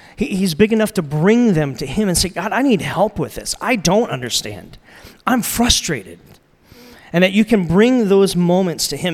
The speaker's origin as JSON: {"language": "English", "country": "United States", "said": "I'm American"}